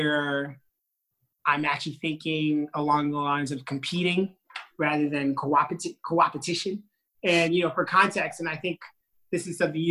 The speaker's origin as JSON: {"language": "English", "region": "New York", "country": "United States", "tie": "born or raised there", "also_born_or_lived": "Haiti", "said": "I was born in New York."}